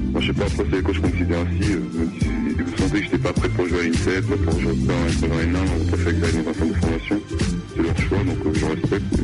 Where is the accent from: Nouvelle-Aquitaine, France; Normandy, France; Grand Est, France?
Normandy, France; near Caen; now in Le Mans, France; je suis à côté de Caen, en fait, dans un petit village, j'habitais à côté de Caen, en Normandie. Après, j'ai été au collège pour à Caen jusqu'à 14 ans.